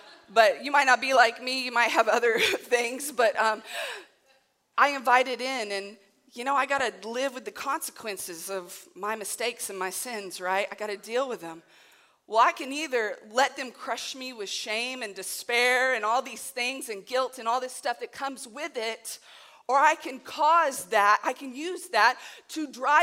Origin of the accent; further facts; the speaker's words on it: Southern Illinois, United States; I am from Southern Illinois